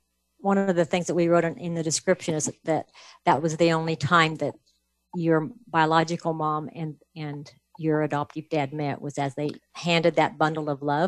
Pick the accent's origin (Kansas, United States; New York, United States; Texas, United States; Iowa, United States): Kansas, United States; because we're from Kansas.